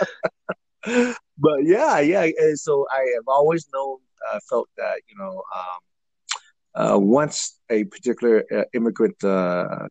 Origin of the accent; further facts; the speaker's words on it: Orange County, California, United States; first language Vietnamese; English is a second language; also born or lived in Vietnam / Arkansas / Huntington Beach, California; now in Los Angeles, United States; I grew up in Orange County, where it's the largest Vietnamese population outside of Vietnam